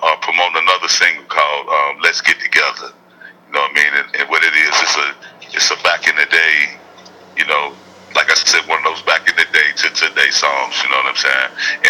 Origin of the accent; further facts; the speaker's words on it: Mississippi, United States; You know, I'm from Mississippi, so you know I love Southern soul food.